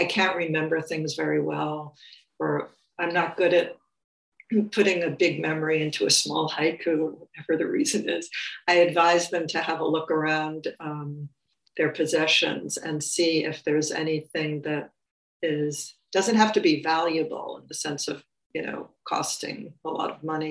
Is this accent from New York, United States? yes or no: yes; New York City, New York, United States; I grew up in New York City in the borough of Queens